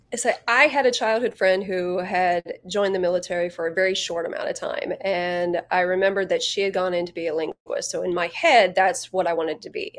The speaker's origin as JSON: {"language": "English", "region": "Ohio", "country": "United States", "tie": "born or raised there", "moved": "as an adult", "said": "I grew up in Ohio"}